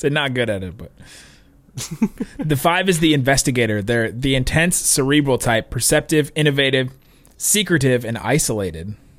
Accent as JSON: {"language": "English", "town": "Cincinnati", "region": "Ohio", "country": "United States", "tie": "born or raised there", "also_born_or_lived": "Los Angeles, California", "said": "I grew up in Cincinnati"}